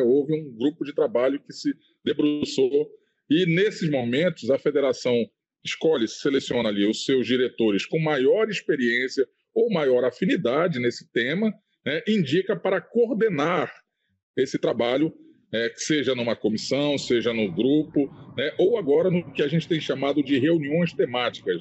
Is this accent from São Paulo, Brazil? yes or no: no; Amazonas, Brazil; também sou diretor lá do meu sindicato, de Petro Amazonas, é, também sou um dirigente da CTB, lá no meu estado